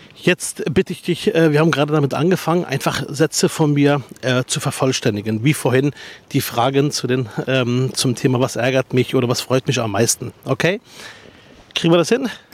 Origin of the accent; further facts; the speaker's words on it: Berlin, Germany; ich komme aus Spandau